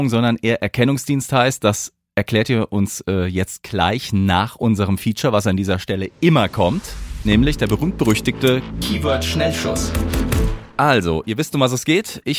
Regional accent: Hesse, Germany; Äh, ich bin ja selbst aus dem Hause Südhessen, also Heimspiel heute für uns drei, ne?

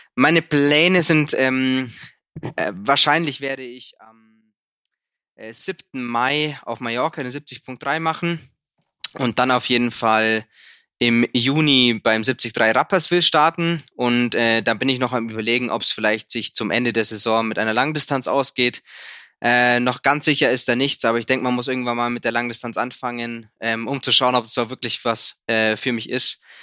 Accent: Sonthofen, Bavaria, Germany; Sonnthof, meine Heimatstadt, hat 21.000

